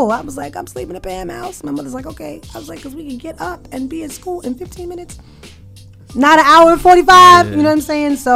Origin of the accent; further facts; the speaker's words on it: Queens, New York, United States; And like I'm from Queens.